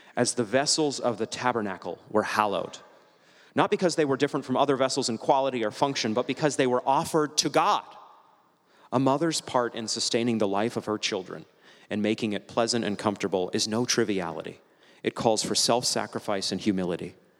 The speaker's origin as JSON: {"language": "English", "region": "New England", "country": "United States", "moved": "yes", "said": "I'm from New England"}